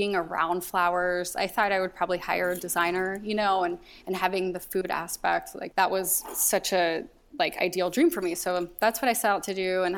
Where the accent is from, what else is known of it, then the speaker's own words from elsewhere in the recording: Arizona, United States; moved away as an adult; now in Los Angeles, United States; I grew up in Arizona